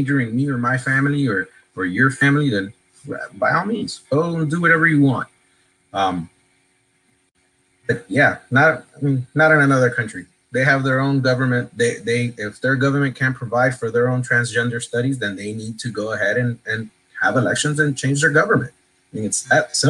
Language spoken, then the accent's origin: English; Miami, Florida, United States; also born or lived in Honduras; Coming here and growing up in Miami